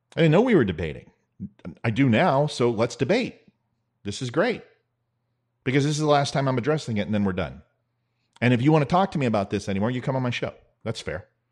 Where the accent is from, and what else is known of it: United States